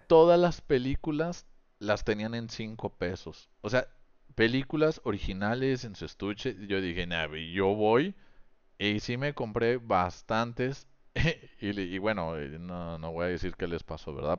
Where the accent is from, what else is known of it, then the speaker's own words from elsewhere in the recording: Mexico; yo como comunicólogo, aparte de mexicano